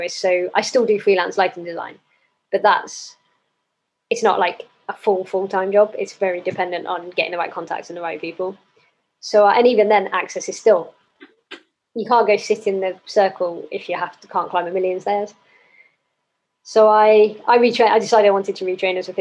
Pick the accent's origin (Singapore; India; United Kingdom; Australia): United Kingdom; Cornwall, South West England; moved away as an adult; I grew up in Cornwall, lived there till I was 18.